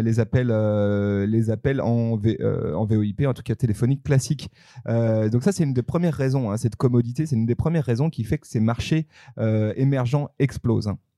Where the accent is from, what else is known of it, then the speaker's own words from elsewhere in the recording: France; chez nous en France